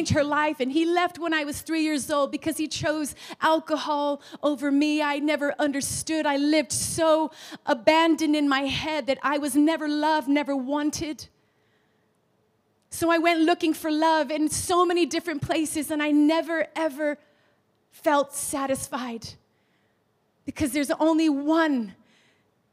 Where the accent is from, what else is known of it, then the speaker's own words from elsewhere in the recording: Los Angeles, California, United States; now in England; I was born in Los Angeles, California, and both my mother and my father were from rival gangs in LA.